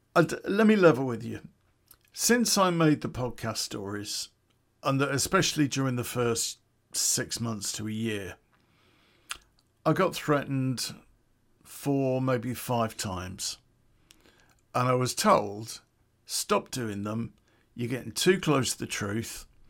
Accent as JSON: {"language": "English", "town": "Coventry", "region": "West Midlands", "country": "United Kingdom", "tie": "born or raised there", "said": "It's back in nineteen eighty where I grew up in Coventry."}